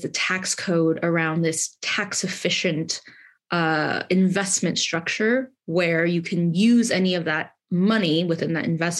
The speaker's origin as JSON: {"language": "English", "region": "California", "country": "United States", "tie": "born or raised there", "also_born_or_lived": "Southeast London", "moved": "as an adult", "lives_now": "London, United Kingdom", "said": "I grew up in California."}